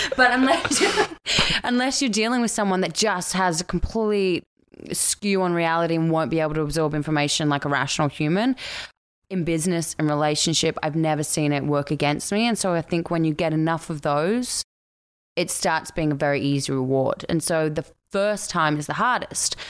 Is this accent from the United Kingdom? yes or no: no; Australia; accent: Australian; moved away as an adult; now in Vancouver, Canada; I'm Australian